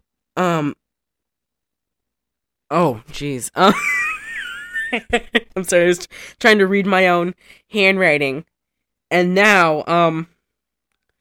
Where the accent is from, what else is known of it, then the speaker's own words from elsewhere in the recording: Michigan, United States; we're from Michigan